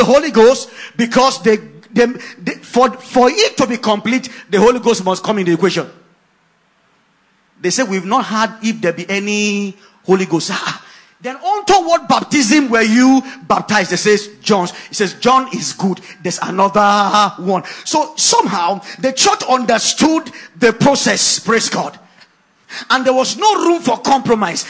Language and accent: English; Ogoja, Cross River, Nigeria; I grew up in Ogoja